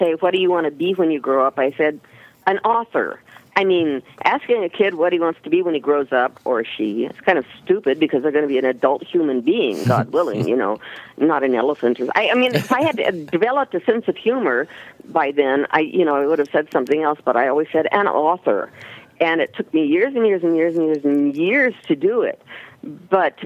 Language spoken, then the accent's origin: English; Pasadena, California, United States; moved away as an adult; also born or lived in Maine; now in Roswell, United States; I lived in Pasadena my whole entire life. Well, no. I spent my first 4 years in Maine, but I was born in Pasadena